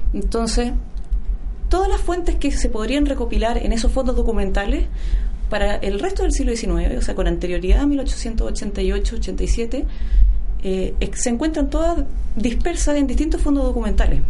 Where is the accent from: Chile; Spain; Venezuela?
Chile; Chillán, Ñuble; yo soy no soy de Santiago, yo soy de Chillán